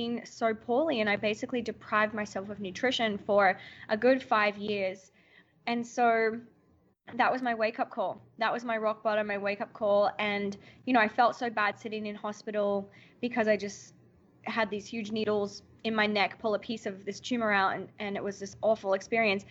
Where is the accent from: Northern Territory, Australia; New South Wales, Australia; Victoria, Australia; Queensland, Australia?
Northern Territory, Australia; Alice Springs; moved away as an adult; now in New York, United States; I grew up in Alice Springs, and I've been living in America, New York, for the last 10 years.